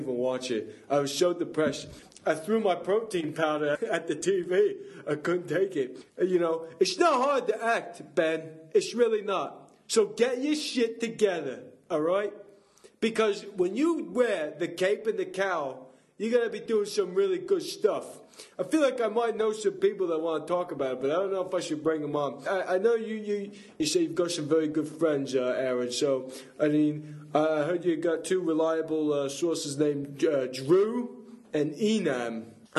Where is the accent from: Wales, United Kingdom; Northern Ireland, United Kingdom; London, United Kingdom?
Wales, United Kingdom; born there; Yeah, I was birthed on a steel m